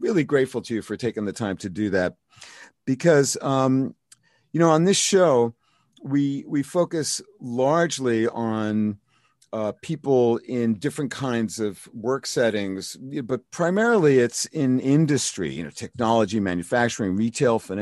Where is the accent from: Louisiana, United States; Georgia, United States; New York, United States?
New York, United States; New York City; moved away; I grew up in Brooklyn too